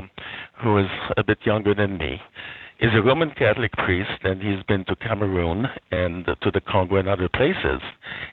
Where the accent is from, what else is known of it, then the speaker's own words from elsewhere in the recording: Haiti; I grew up in Haiti in a well-to-do family.